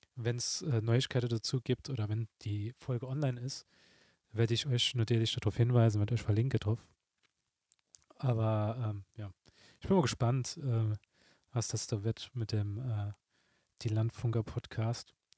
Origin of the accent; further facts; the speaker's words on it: Saarbrücken, Saarland, Germany; mir als Saarbrücker